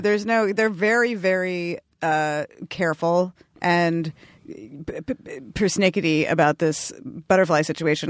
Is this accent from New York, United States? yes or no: yes; New York City, New York, United States; moved away; I grew up in Brooklyn, New York